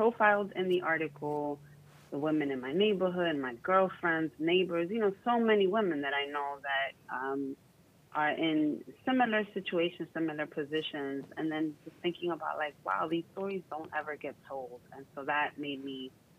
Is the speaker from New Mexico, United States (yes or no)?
no; New York, United States; also born or lived in Puerto Rico / Dominican Republic (parents); I grew up in New York